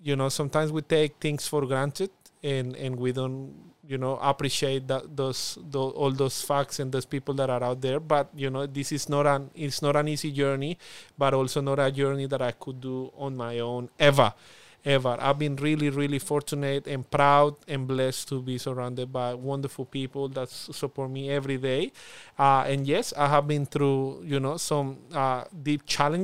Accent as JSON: {"language": "English", "country": "Colombia", "accent": "Spanish accent", "first_language": "Spanish", "second_language": "English", "moved": "as an adult", "lives_now": "Darwin, Australia", "said": "I have a strong accent, a Spanish accent"}